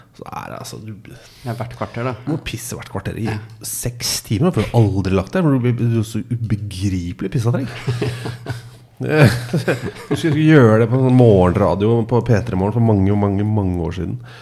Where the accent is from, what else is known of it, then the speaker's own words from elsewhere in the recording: Molde, Møre og Romsdal, Norway; Jeg er født i Molde